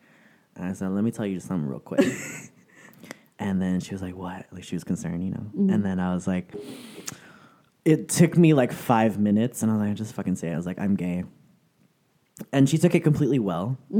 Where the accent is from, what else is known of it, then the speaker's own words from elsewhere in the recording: San Francisco, California, United States; moved away as an adult; now in Southern California, United States; I'm originally from San Francisco, and it wasn't until I moved to Southern California. Because I moved down here in 2006, it was originally for school.